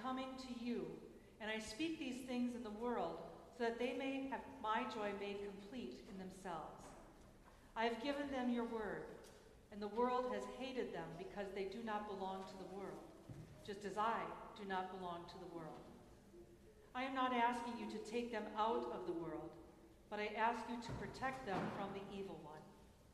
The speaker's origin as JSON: {"language": "English", "region": "Minnesota", "country": "United States", "tie": "born or raised there", "said": "my home state, Minnesota"}